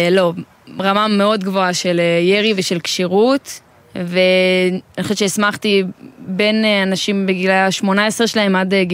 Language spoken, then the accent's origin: Hebrew; Sha'arei Tikva, Judea and Samaria, Israel; now in Pardes Hanna, Israel; אני מפרדס חנה, במקור משערי תקווה.